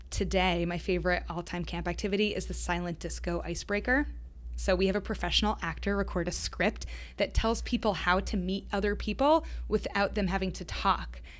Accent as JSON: {"language": "English", "town": "Boston", "region": "Massachusetts", "country": "United States", "said": "I'm I'm from Boston, so I'm really proud to say that Trybal is headquartered here."}